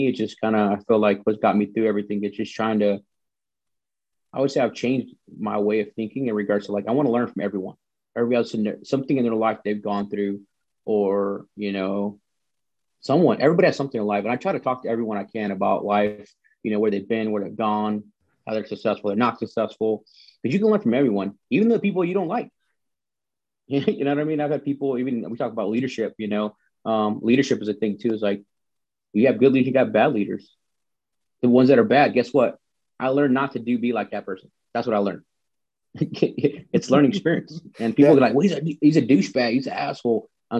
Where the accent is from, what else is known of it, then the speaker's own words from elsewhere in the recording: the South, United States; but I grew up in the South, man, where, you know, I drive by, somebody wave at them.